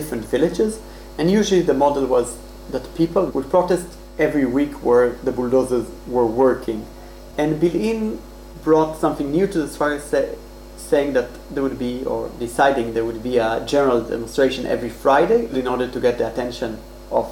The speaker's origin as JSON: {"language": "English", "town": "Haifa", "region": "Haifa District", "country": "Israel", "tie": "born or raised there", "said": "I grew up in Haifa in the early 2000s during the beginning of the Second Intifada."}